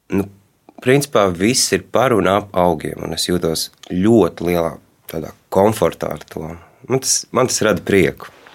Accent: Riga, Latvia; Es uzaugu Rīgā, bet daļu savas dzīves pavadīju laukos.

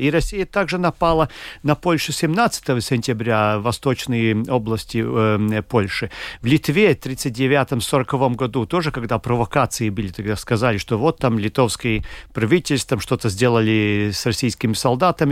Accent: Latvia; мы из, там, из Латвии

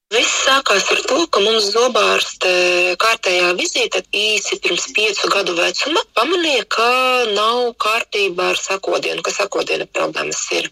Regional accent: Jēkabpils, Latvia; Mēs kā paši esam no Jēkabils

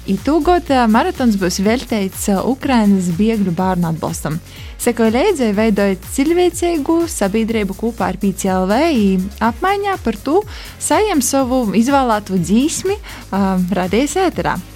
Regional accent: Kārsava, Ludza Municipality, Latvia

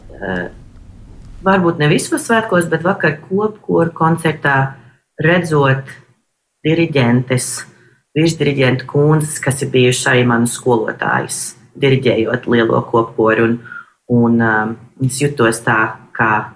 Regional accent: Boston, Massachusetts, United States; esot no Bostonas

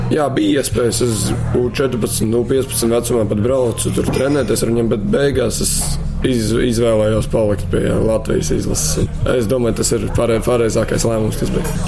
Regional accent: Riga, Latvia; also born or lived in Warsaw, Poland; Tā kā es piedzimu, esmu Varšavā, bērngārzā gāju Polijā. Vēlāk pārcēlāmies uz Latviju, uz Rīgu. Tad arī sāku iet pirmajā klasē arī šeit

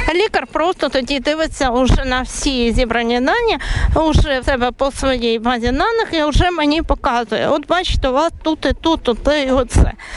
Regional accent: Ukraine; moved away as an adult; now in Latvia; людей з України

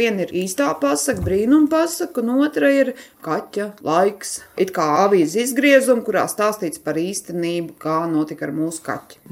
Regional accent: Kuldīga, Kuldīga Municipality, Latvia; Reiz esmu no Kuldīgas, dzimusi kuldīdzniece, un visa mana dzīve ir saistīta ar kurzemi.

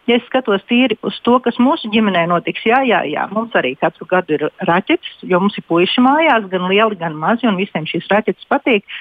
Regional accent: Dobele, Dobele Municipality, Latvia; now in Loimaa, Finland; Latvijā es nāku no Dobelas, un es esmu tādā pašā pilsētiņā kā Dobelas, Somijā.

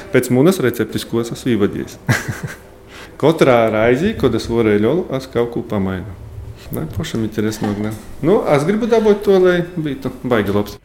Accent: Latvia; mēs esam latvieši

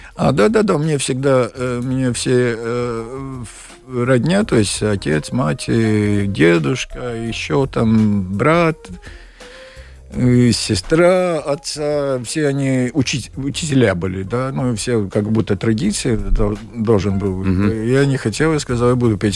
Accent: Kuldīga, Kurzeme, Latvia; Russian is a second language; also born or lived in Dobele / Ventspils / Liepāja / Tallinn; я из Кулдыги, я в Добилу родился только

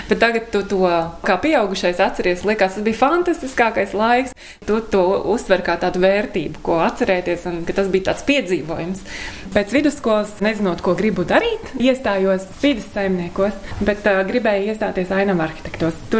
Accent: Ragana, Vidzeme, Latvia; Saruna laikam kaut kā tā iegrozījās par to, ka esmu no Raganas

